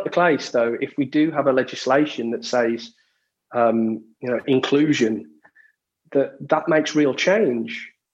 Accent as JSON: {"language": "English", "town": "Walsall", "region": "West Midlands", "country": "United Kingdom", "tie": "born or raised there", "also_born_or_lived": "Birmingham", "said": "I'd played with a lot of black and Asian kids growing up in the Walsall area, Walsall Birmingham area."}